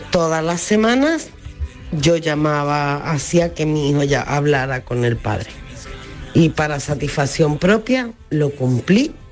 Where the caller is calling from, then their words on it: Málaga, Andalusia, Spain; de Málaga.